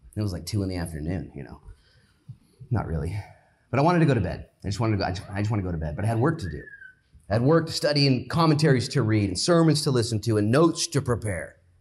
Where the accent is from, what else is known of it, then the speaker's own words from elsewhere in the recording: United States; I'm an American